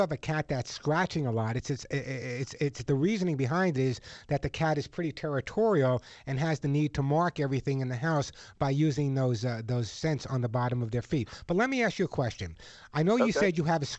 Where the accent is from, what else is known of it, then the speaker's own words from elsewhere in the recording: Long Island, New York, United States; I grew up on Long Island